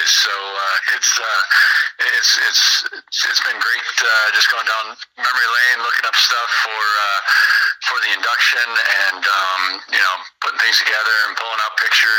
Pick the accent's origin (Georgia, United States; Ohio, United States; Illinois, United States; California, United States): Illinois, United States; Peru; I was from Peru Catholic. I was really the only one from my grade school that was coming